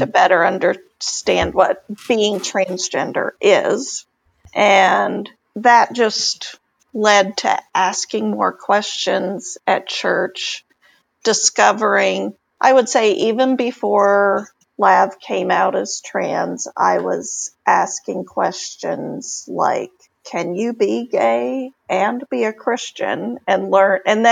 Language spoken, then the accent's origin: English; Texas, United States; moved away as an adult; now in New England, United States; I grew up in Texas